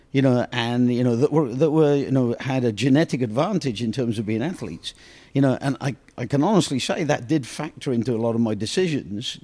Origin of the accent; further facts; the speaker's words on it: England, United Kingdom; moved away; growing up in England